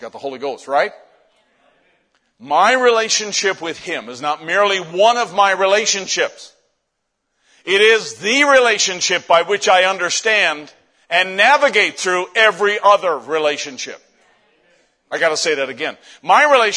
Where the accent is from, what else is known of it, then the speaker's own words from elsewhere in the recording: Canada; I'm Canadian